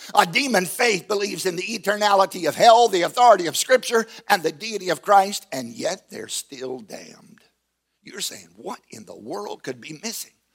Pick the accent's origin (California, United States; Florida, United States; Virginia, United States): Virginia, United States; Southside; I grew up in Southside, Virginia, on a tobacco farm